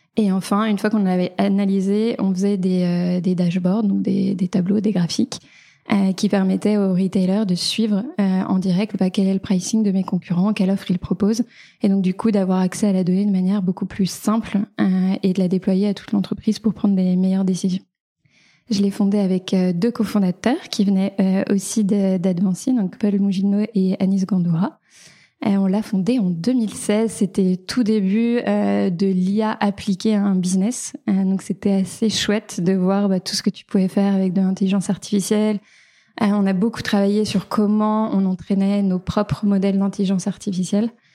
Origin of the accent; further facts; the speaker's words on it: small village near Beaujolais, Auvergne-Rhône-Alpes, France; moved away as an adult; also born or lived in Paris; now in Nantes, France; moi je viens d'un petit village euh, près du Beaujolais. J'ai grandi dans une famille d'agriculteurs